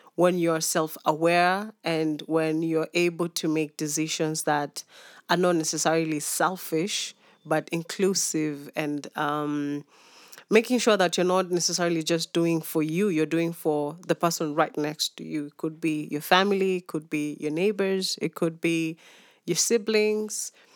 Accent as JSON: {"language": "English", "region": "Nairobi", "country": "Kenya", "tie": "born or raised there", "also_born_or_lived": "Mumias / Narok / Maasai Mara / Kisumu", "said": "born and raised in Nairobi"}